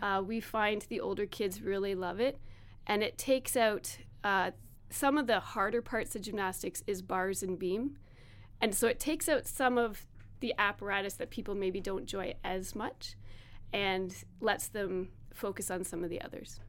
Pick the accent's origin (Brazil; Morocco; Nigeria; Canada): Canada; Strathroy, Ontario; now in Hanover, Canada; I grew up in Strathroy